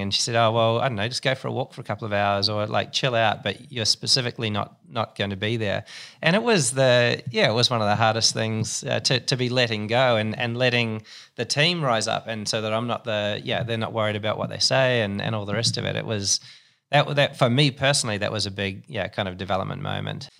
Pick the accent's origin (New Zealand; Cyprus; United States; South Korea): New Zealand; moved away as an adult; also born or lived in Singapore; now in Sydney, Australia; I'm a Kiwi.